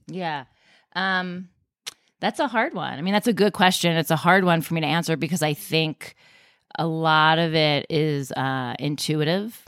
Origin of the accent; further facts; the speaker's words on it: Westchester, New York, United States; I grew up in Westchester